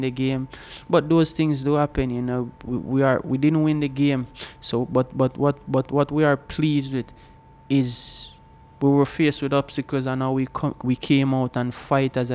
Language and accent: English; Old Harbour, Saint Catherine, Jamaica; I am from Old Harbour, a small village called Bannister, where small entrepreneurship is the way to go